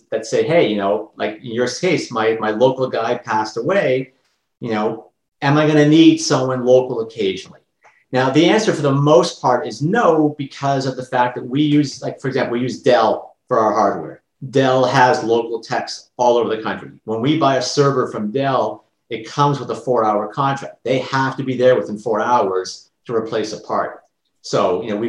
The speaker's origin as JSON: {"language": "English", "country": "Canada", "said": "I'm Canadian and I've got lots of Canadian clients"}